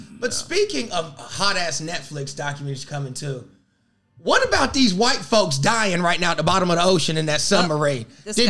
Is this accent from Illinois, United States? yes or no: no; North Carolina, United States; Got another North Carolinian in the house